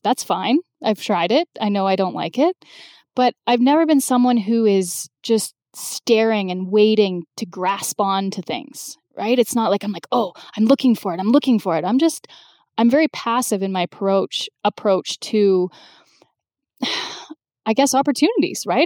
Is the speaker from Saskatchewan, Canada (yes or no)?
no; London, Ontario, Canada; moved away; went from Ottawa back to my hometown of London